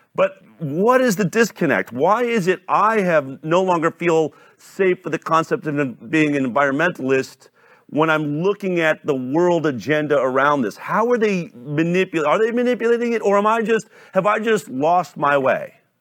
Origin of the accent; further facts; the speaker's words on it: Boulder, Colorado, United States; I grew up in Boulder, Colorado